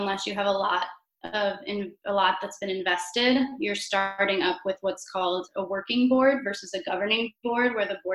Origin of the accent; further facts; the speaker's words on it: Cleveland, Ohio, United States; moved away as an adult; now in Chicago, United States; I come originally from Cleveland, Ohio.